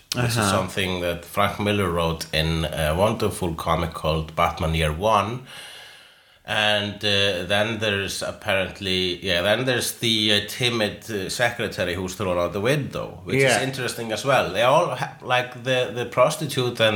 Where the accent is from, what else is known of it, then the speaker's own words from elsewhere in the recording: Iceland; I'm Icelandic